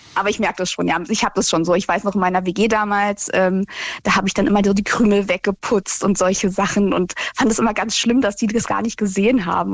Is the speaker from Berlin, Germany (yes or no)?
yes; Berlin, Germany; ich bin ja Berlinerin